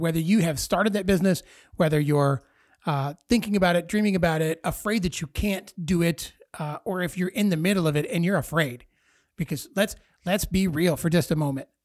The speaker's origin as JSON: {"language": "English", "town": "Dixon", "region": "Illinois", "country": "United States", "tie": "born or raised there", "also_born_or_lived": "Sterling, Illinois", "said": "I grew up in Dixon, graduated from Dixon High School, uh, but I went to kindergarten at Franklin School"}